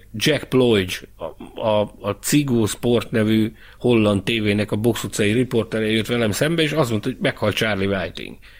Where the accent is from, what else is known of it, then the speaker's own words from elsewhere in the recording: Hungary; én Magyarországról jöttem